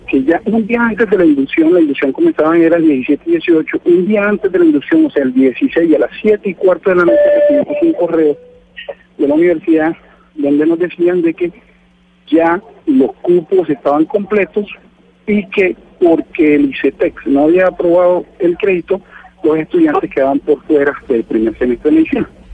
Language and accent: Spanish; Arauca, Colombia; nosotros eh, estamos en Arauca